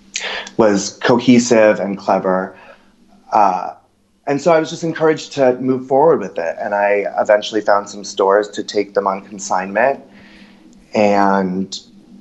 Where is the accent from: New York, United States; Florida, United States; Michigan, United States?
New York, United States; New York City; I have the luxury of growing up in New York. So I would go and stay with my parents